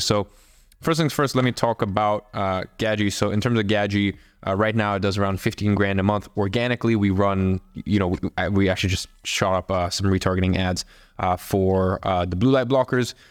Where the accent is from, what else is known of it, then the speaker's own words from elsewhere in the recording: Russia; I'm from Russia